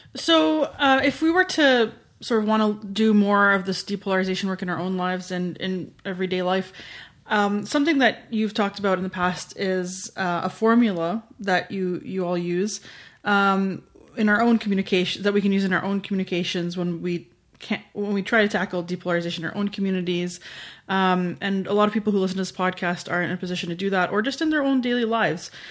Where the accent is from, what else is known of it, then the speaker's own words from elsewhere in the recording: Canada; as a Canadian looking